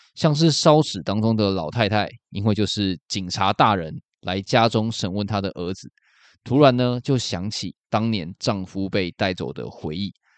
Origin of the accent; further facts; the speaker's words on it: Taiwan; 身为台湾人